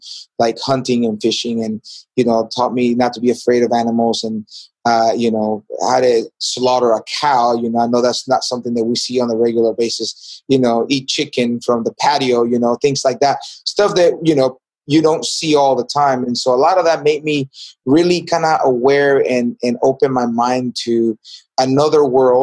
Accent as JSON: {"language": "English", "town": "David", "region": "Chiriquí", "country": "Panama", "tie": "born or raised there", "also_born_or_lived": "San Antonio, Texas", "moved": "yes", "lives_now": "United States", "said": "I was born in a border town from Costa Rica called Chiriqui, City David, city where I was born."}